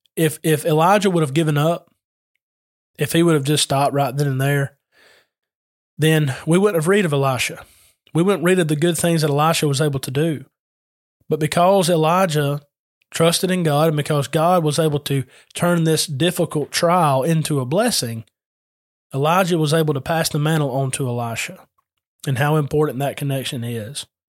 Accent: Adairsville, Georgia, United States; I'm from Adairsville

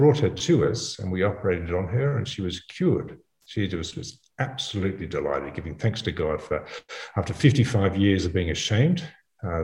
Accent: Australia; also born or lived in Africa; I'm an Australian obstetrician gynecologist

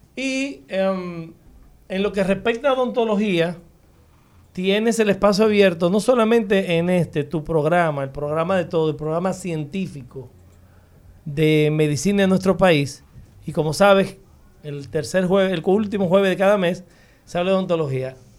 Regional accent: Dominican Republic; also born or lived in Chile

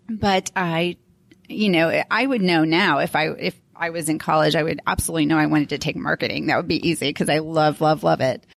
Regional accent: St. Louis, Missouri, United States; also born or lived in Florida; now in Denver, United States; I grew up in Saint Lou-, the Saint Louis area

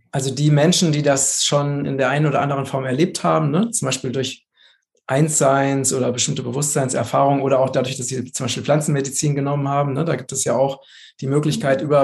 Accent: Hesse, Germany; Ich bin ja jetzt gerade im Moment in, in Vogelsberg, in meiner Heimat mal wieder.

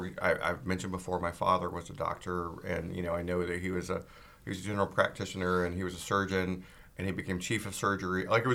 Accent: Georgia, United States; also born or lived in California / Texas / England / Boston; now in Portland, United States; And I mean, I grew up in Georgia and lived in California and lived, you know, in Texas and lived in England and Boston, like all over.

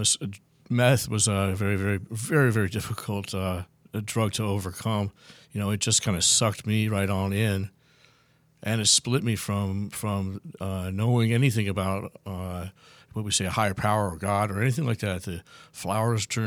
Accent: Los Angeles, California, United States; also born or lived in Bakersfield; I'm from Southern California area, Los Angeles, and you know, I grew up in the LA, North LA area

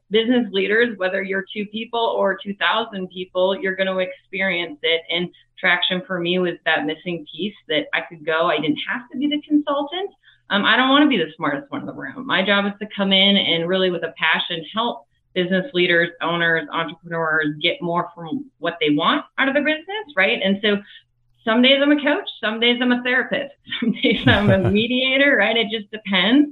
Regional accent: Minneapolis, Minnesota, United States; I'm originally from Minneapolis, Minnesota

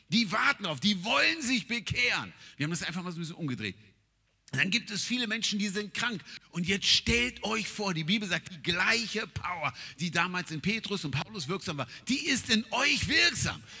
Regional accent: Nigeria; German is a second language; now in Germany; Ich meine, ich komme aus Nigeria.

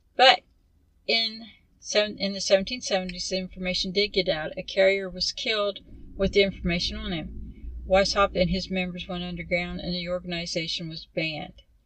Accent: United States; we're American

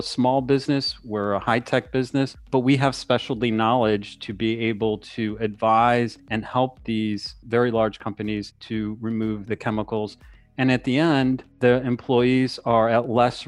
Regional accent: Cleveland, Ohio, United States; I grew up in Cleveland, Ohio

